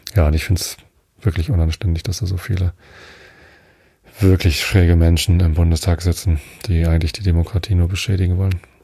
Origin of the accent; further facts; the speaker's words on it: Wistedt, Lower Saxony, Germany; Also ich bin ja in Visted aufgewachsen. Es gehört auch hier zur Samtgemeinde Tosted.